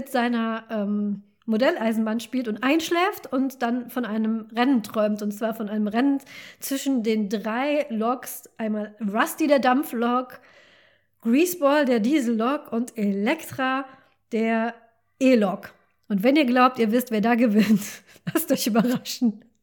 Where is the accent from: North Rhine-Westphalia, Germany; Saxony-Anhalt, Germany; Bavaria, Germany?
North Rhine-Westphalia, Germany; ich komme zwar nicht aus dem Ruhrgebiet, aber ich komme vom Niederrhein und der Niederrhein ist sehr Ruhrgebiet geprägt. Auch der Dialekt ist so ein bisschen ähnlich.